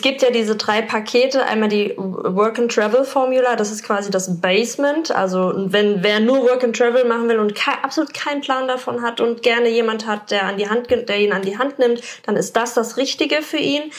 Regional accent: Germany; man als Deutscher

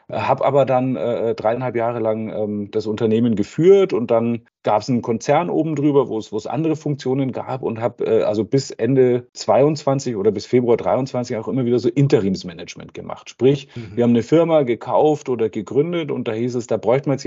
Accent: Bavaria, Germany; Ich bin auf dem Land aufgewachsen am Ammersee, da war immer schon viel mit Natur und ähm, wir waren wahrscheinlich eine der ersten äh, bayerischen äh, Kommunen mit den Grünen im, im, Gemeinderat

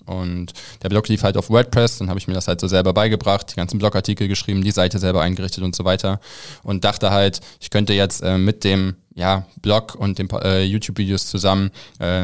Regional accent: Rheine, North Rhine-Westphalia, Germany; Ich bin in, in Rheine aufgewachsen, falls das irgendjemand was sagt.

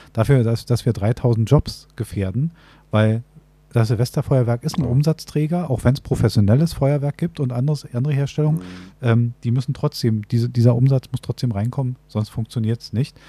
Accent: Berlin, Germany; wir leben in einer Großstadt, also wir als Berliner

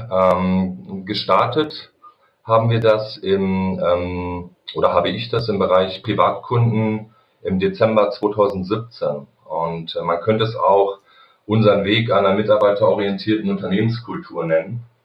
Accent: Wedemark, Lower Saxony, Germany; now in Kassel, Germany; Äh, gebürtig komme ich aus dem Hannoveraner Raum, bin da in der Wedemark groß geworden bei Hannover und äh, wir sind jetzt als Family ähm, im Sommer 2018 umgezogen hier nach Kassel

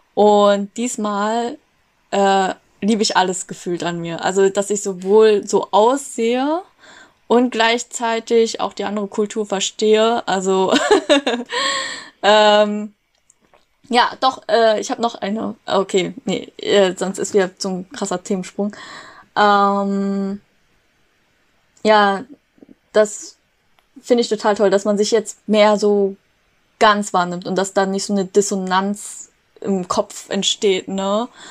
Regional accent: Germany; Bin aber hier in Deutschland aufgewachsen

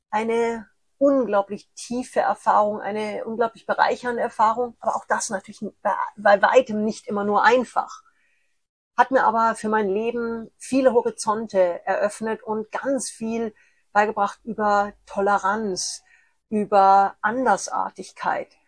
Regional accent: Munich, Bavaria, Germany; born there; Ich bin als eineiger Zwilling in München geboren.

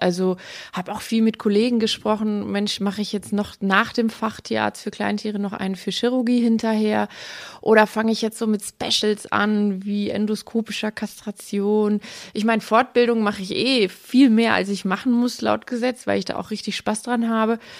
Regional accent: Aalen, Baden-Württemberg, Germany; ich komme aus Aalen und lebe auch in Aalen

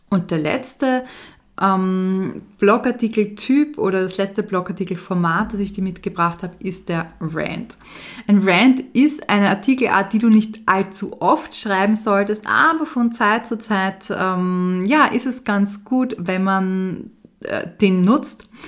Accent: Vienna, Austria; born there; Für mich als Wienerin natürlich oder gebürtige Wienerin ein sehr spannendes

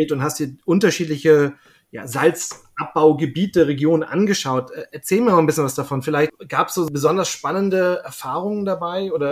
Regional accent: Schleswig-Holstein, Germany; also ich komme selber aus Schleswig-Holstein und da gibt es ja auch verschiedene, ähm, mittlerweile auch Firmen, die Salz gewinnen

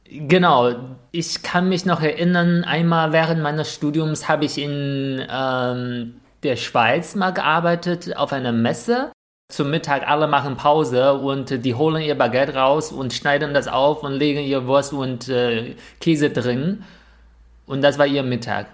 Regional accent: northern China, China; German is a second language; moved away; Zunbi ist eigentlich auch so ein Wort, was wir in Nordchina generell nutzen.

